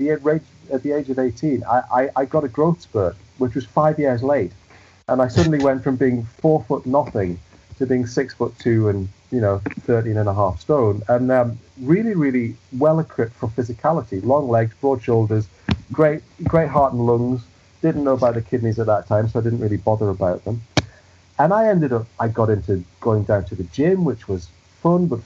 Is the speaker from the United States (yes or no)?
no; the Northeast, North East England, United Kingdom; moved away as an adult; now in Manchester, United Kingdom; Growing up in the Northeast, where football is king